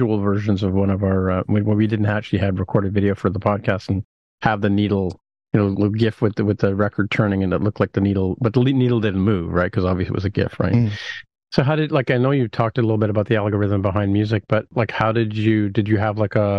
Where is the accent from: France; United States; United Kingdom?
United Kingdom; moved away; also born or lived in Vancouver; I was born in Britain, so I have a sort of affinity for it